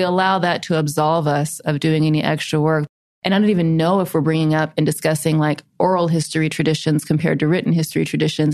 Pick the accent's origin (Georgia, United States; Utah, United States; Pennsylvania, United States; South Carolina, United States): South Carolina, United States; we're deep south, we're South Carolina, my hometown is the city that led the secession of South Carolina from the Union.